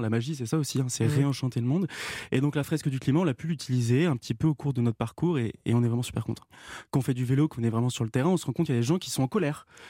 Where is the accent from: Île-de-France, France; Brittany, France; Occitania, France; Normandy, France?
Normandy, France; Rouen; on était ensemble à Rouen au lycée Gustave Flaubert